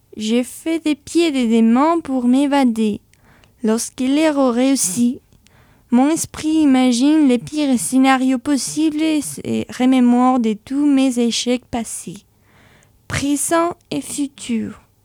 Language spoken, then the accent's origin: French; Spain; French is a second language; now in France; chez moi en Espagne, j'ai participé à certains ateliers alors j'ai décidé d'améliorer mon français grâce à l'écriture